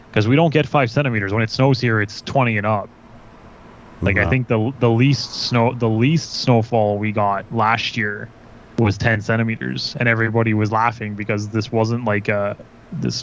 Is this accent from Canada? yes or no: yes; Vaughan, Ontario, Canada; moved away as an adult; also born or lived in Kitchener, Ontario; I grew up in Vaughan